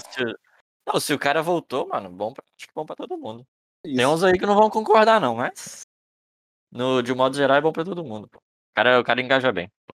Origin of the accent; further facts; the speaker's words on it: Belo Horizonte, Minas Gerais, Brazil; Sou de, sou de Belo Horizonte